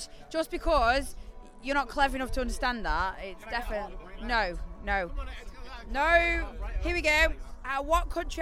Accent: Stoke-on-Trent, West Midlands, United Kingdom; accent: Stokian; I'm from Stoke

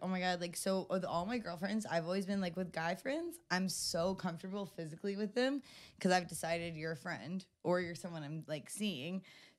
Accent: the South, United States; I mean, but growing up in the South, like, I, like, in my diary, like, growing up

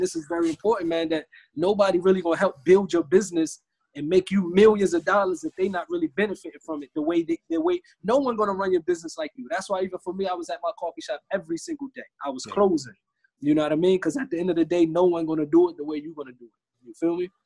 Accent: United States; moved away

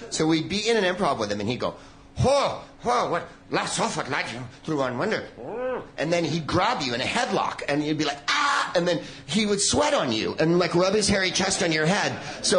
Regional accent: San Francisco, California, United States; I knew him because I'm from San Francisco.

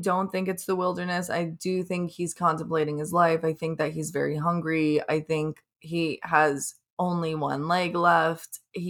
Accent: Florida, United States; I thought it did, but I'm from Florida, so I don't know what snow looks like.

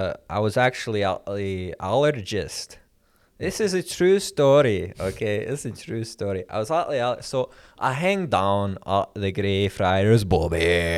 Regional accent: Scotland, United Kingdom; even though I come from Scotland, I have a great appreciation for those heroes in America.

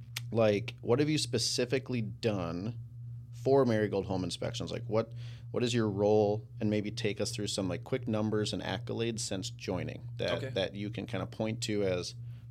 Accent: Maple Grove, Minnesota, United States; So my childhood, I grew up in Maple Grove on Boundary Creek Terrace

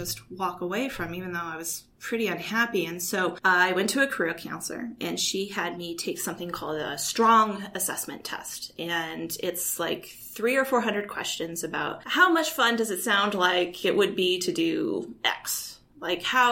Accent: Kalispell, Montana, United States; moved away as an adult; also born or lived in Indiana / Vienna / New York; I grew up in Kalispell, Montana

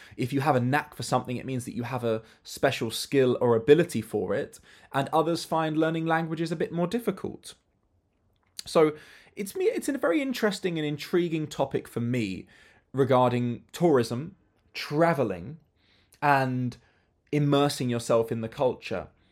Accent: United Kingdom; as a child and as a teenager, I traveled with my family, but family holidays are different, especially as a British family

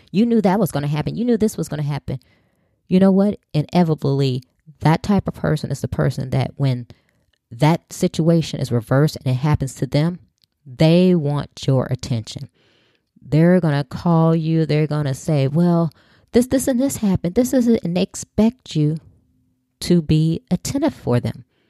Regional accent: Chicago, Illinois, United States; growing up in Chicago, I either had to walk or get on the bus

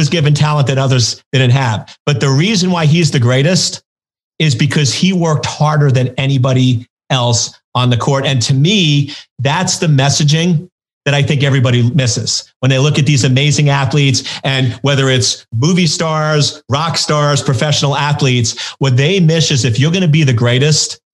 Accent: New York, United States; I grew up in New York

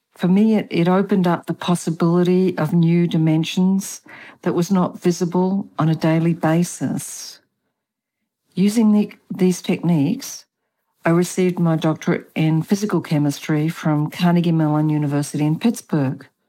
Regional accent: Australia; also born or lived in Germany; now in Chile; I have an accent. I was born in Australia and apparently I have never lost my accent

